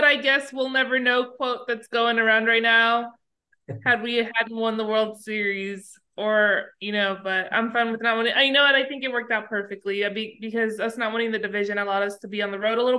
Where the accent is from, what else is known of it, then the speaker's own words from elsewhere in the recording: Arlington, Texas, United States; I grew up in Arlington, moved to Arlington when I was 9 months and grew up there. And so the city is all I've ever known.